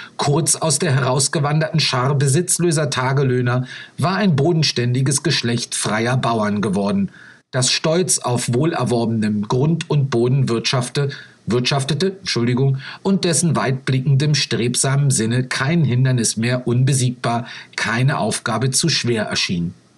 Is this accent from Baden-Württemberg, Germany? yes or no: no; Brandenburg, Germany; now in Chile; Ich bin ja selbst aufgewachsen in Brandenburg, bin also Brandenburger